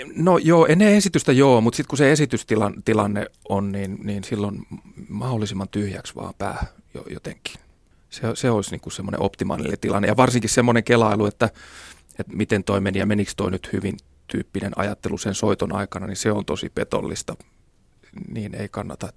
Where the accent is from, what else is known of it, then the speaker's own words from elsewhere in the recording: Kauhajoki, South Ostrobothnia, Finland; Pieni paikkakunta Kauhajoki, mistä mäkin olen kotoisin